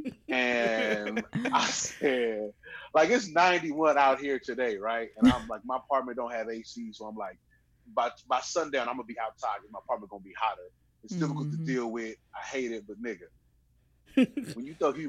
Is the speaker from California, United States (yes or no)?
yes; Richmond, California, United States; also born or lived in Ruston, Louisiana; now in Vallejo, United States; I grew up in Richmond